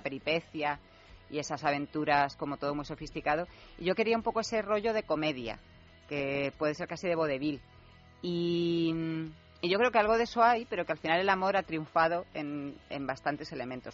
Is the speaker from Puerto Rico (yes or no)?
no; Marbella, Andalusia, Spain; also born or lived in Torremolinos; yo que me he criado en Marbella, porque yo soy de Torremolinos